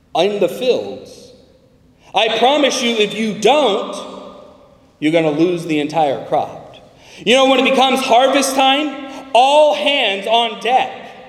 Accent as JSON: {"language": "English", "region": "California", "country": "United States", "said": "I'm from California, and we have an almond season."}